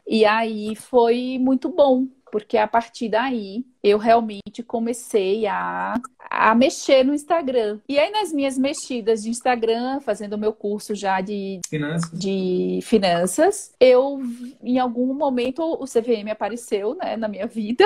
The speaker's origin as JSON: {"language": "Portuguese", "town": "Recife", "region": "Pernambuco", "country": "Brazil", "tie": "born or raised there", "moved": "as an adult", "lives_now": "São Paulo, Brazil", "said": "sou natural de Recife, Pernambuco, mas eu moro aqui em São Paulo há 15 anos"}